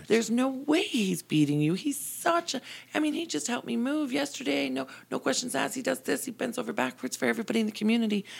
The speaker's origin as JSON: {"language": "English", "town": "Calgary", "region": "Alberta", "country": "Canada", "tie": "born or raised there", "moved": "as an adult", "lives_now": "Airdrie, Canada", "said": "born and raised in Calgary. Everybody and everything I ever knew was in Calgary."}